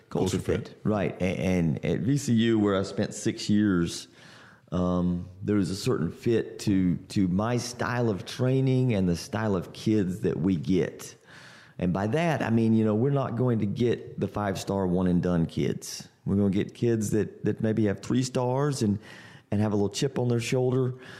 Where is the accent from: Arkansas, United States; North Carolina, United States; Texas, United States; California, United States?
North Carolina, United States; Central; I grew up in Central North Carolina